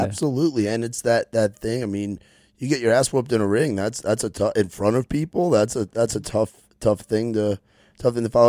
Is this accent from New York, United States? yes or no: yes; New York, United States; moved away; growing up in New York